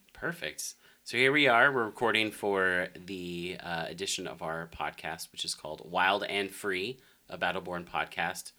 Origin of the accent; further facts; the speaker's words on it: Denver, Colorado, United States; also born or lived in Arkansas; now in Las Vegas, United States; born and raised in Denver, Colorado